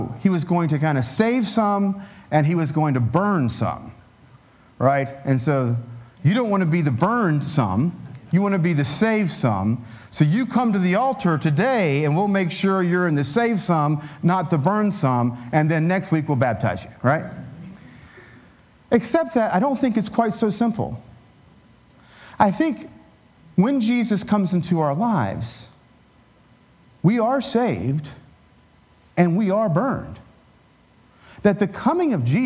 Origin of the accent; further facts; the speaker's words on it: Appalachia, United States; I grew up as an Appalachian Pentecostal